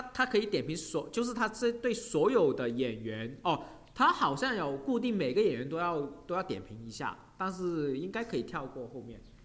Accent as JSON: {"language": "Chinese", "country": "China", "said": "我们中国人"}